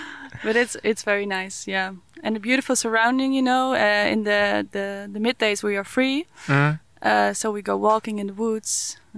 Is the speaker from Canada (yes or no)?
no; Netherlands; I'm from the Netherlands.